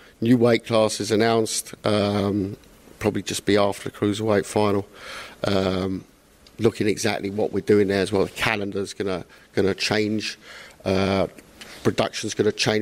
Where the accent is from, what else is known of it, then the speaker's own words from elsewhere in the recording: London, United Kingdom; I went to school in North London in the 80s